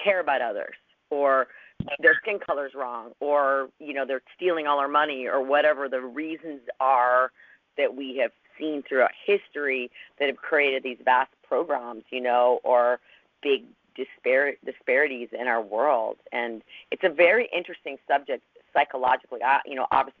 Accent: Los Angeles, California, United States; I came from Los Angeles

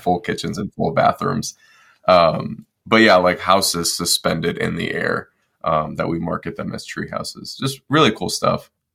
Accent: Detroit, Michigan, United States; moved away as an adult; I was born and raised in Detroit, Michigan, and then uh, I decided to join the Marine Corps when I was 18

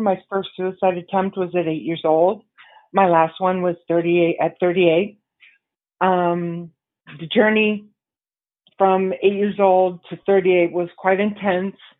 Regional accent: San Diego, California, United States; also born or lived in New York City; made my way back to San Diego, which is where my, my hometown

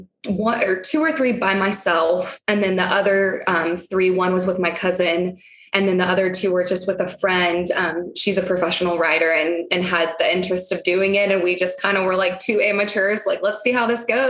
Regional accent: San Antonio, Texas, United States; moved away as an adult; now in Dallas, United States; I'm from San Antonio, but I live in Dallas

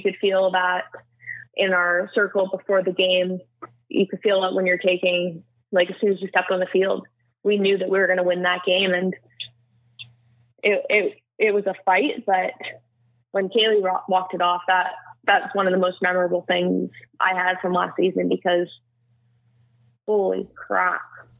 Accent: Canada; There was us Canadians.

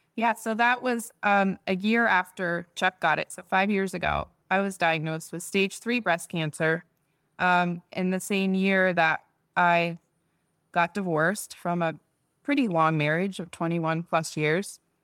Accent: Netherlands; moved away; I was born there in the Netherlands

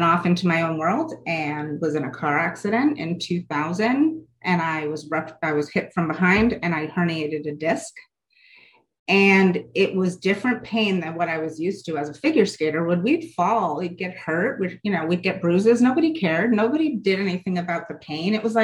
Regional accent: Connecticut, United States; I grew up in a middle upscale affluent town in Connecticut

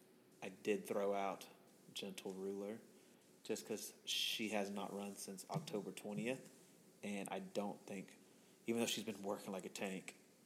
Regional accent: Texas, United States; We're from Texas.

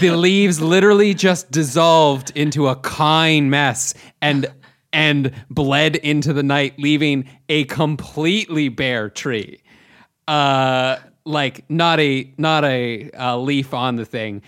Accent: Chatham, Ontario, Canada; I'm from Chatham, Ontario, uh, which you've never heard of, but it's a small it's a f- like small city surrounded by a farming community

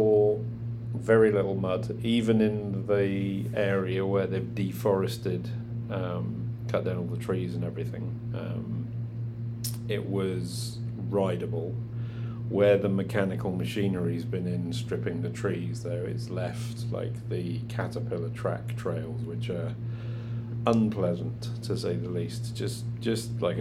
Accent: England, United Kingdom; now in Canada; Being English

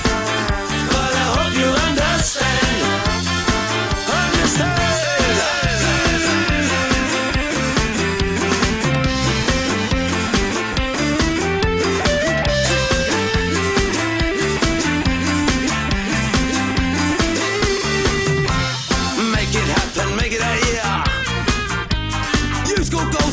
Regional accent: Nottingham, East Midlands, United Kingdom; now in Cyprus; my hometown of Nottingham

